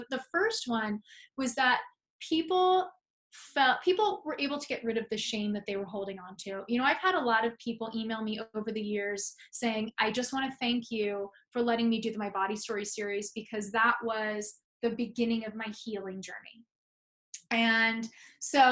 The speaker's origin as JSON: {"language": "English", "town": "San Francisco", "region": "California", "country": "United States", "moved": "as an adult", "lives_now": "New York, United States", "said": "I'm from San Francisco, California. I moved to New York 10 years ago"}